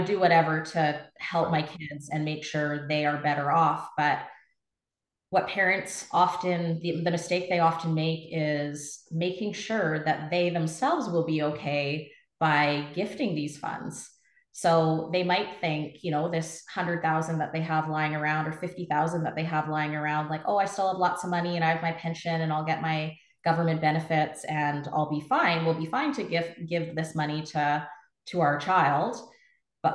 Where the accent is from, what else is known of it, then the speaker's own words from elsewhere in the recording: Trail, British Columbia, Canada; moved away as an adult; also born or lived in Okanagan; I'm a Kootenai girl. Yeah. So I was actually born and raised in Trail and moved to the Okanagan back in 2003 for university